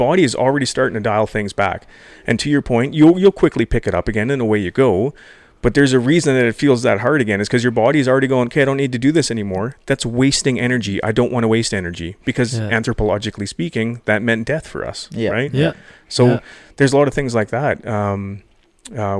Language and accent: English; Sundre, Alberta, Canada; I grew up around Sundry.